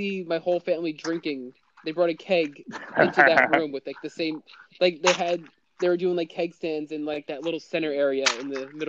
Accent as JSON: {"language": "English", "area": "Nassau County, Long Island", "region": "New York", "country": "United States", "tie": "born or raised there", "said": "What hospital was I born at in Nassau?"}